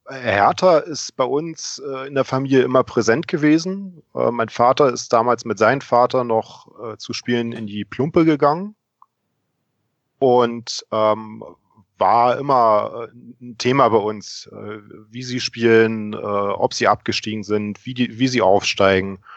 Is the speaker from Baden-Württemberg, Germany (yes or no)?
no; Berlin, Germany; now in Munich, Germany; Ja, äh, ich bin geboren in Berlin, bin dort in Steglitz groß geworden